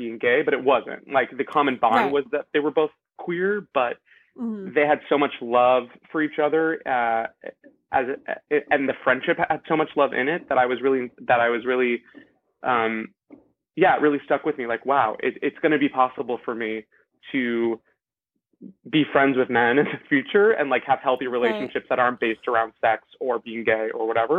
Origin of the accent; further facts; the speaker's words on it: Los Angeles, California, United States; I'm joining you from Los Angeles, California, where I'm from